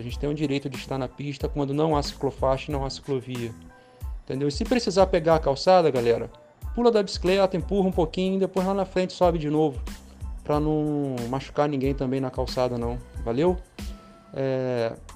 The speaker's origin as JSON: {"language": "Portuguese", "town": "Campos dos Goytacazes", "region": "Rio de Janeiro", "country": "Brazil", "said": "eu sou daqui de Campos, né? E para quem não conhece Campos, eu moro numa avenida chamada Alberto Lamego"}